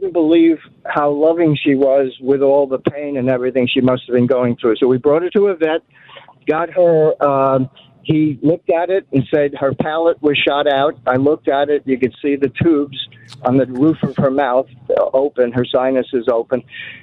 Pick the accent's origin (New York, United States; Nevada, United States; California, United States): New York, United States; Roslyn Heights; now in Texas, United States; I was raised in Roslyn Heights, which is near Roslyn Harbor.